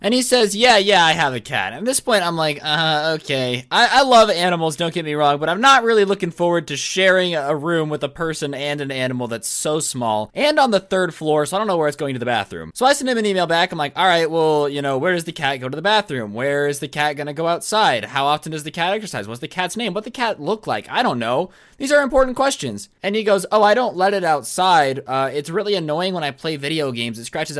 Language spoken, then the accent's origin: English; South Korea; English is a second language; moved away; I'm here for the summer since I'm from Korea.